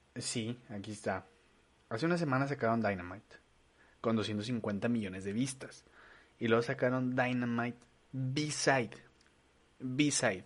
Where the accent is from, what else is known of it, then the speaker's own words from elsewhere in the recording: Torreón, Coahuila, Mexico; ni yo que nací en Torreón pinche, que tengo raíces mexicanas